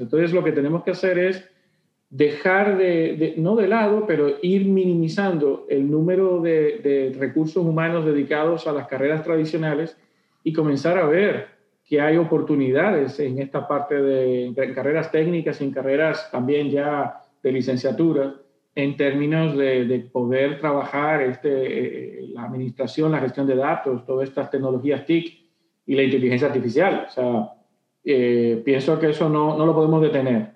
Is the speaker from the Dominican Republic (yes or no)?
yes; Dominican Republic; mis cosas que me representan como dominicano